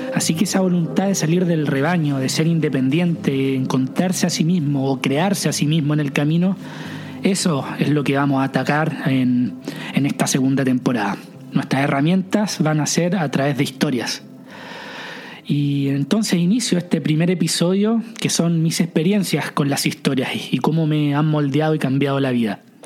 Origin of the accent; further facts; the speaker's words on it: Chile; moved away as an adult; salí de Chile.